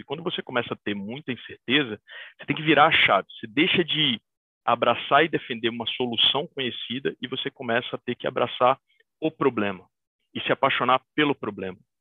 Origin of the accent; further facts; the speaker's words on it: Bahia, Brazil; Eu, como bom baiano